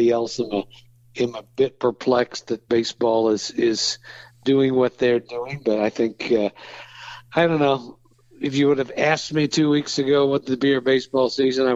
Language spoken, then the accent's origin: English; Waynesville, Ohio, United States; I'm from Waynesville